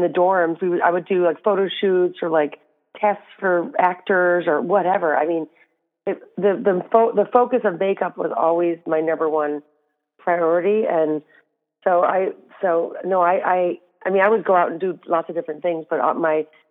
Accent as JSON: {"language": "English", "town": "Flint", "region": "Michigan", "country": "United States", "also_born_or_lived": "New York", "moved": "as an adult", "said": "I'm from Flint, Michigan"}